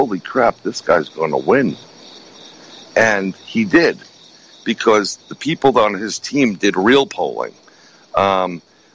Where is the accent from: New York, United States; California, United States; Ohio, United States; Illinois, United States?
New York, United States; New York City; growing up in New York City, we're born and raised and I still live there.